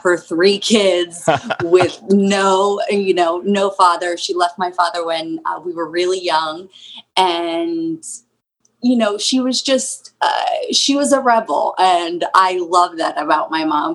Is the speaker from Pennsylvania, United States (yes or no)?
yes; Souderton, Pennsylvania, United States; We grew up in um, Souderton, Pennsylvania